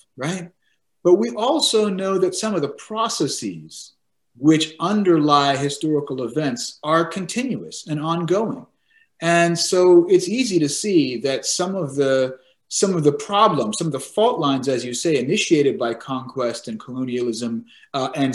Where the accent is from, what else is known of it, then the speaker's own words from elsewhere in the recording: San Diego, California, United States; I grew up in San Diego, California